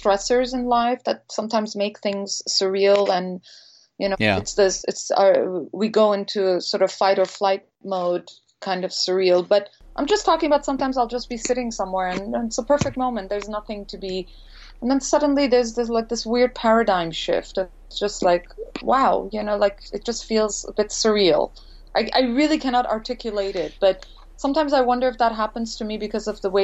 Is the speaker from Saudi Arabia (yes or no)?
no; India; moved away as an adult; also born or lived in Montreal, Canada; now in Los Angeles, United States; growing up in India